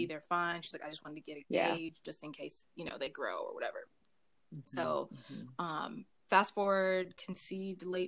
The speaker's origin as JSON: {"language": "English", "town": "Raleigh", "region": "North Carolina", "country": "United States", "tie": "born or raised there", "moved": "as an adult", "lives_now": "Japan", "said": "I am originally from North Carolina, born and raised from the Triangle area in Raleigh, North Carolina"}